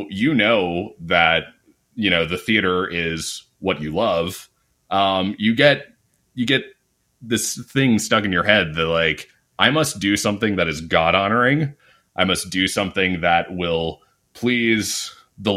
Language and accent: English; Lancaster, Pennsylvania, United States; moved away as an adult; I grew up in this really rural, very conservative area of Pennsylvania. Lancaster